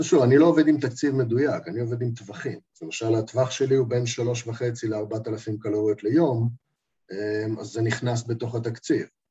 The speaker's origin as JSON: {"language": "Hebrew", "town": "Eilat", "region": "Southern District", "country": "Israel", "tie": "born or raised there", "said": "אני ילדתי, גם גדלתי באילת"}